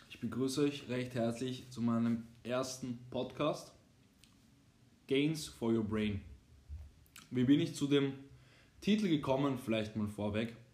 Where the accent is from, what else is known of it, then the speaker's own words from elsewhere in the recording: Austria; bin 20 Jahre jung, studiere zurzeit, habe meinen, äh, bei den Deutschen heißt das Abitur, bei uns in Österreich heißt das ähm, Matura abgeschlossen vor zwei Jahren